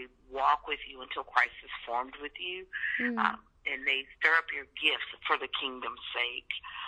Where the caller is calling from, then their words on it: St. Louis, Missouri, United States; I'm calling from St. Louis, Missouri.